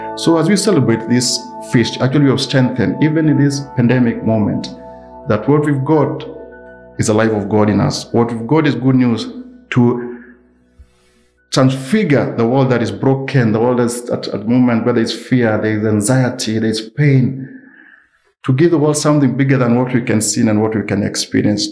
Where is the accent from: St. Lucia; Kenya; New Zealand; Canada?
Kenya; I come from a different culture, and I'm, I'm an African, I'm a Kenyan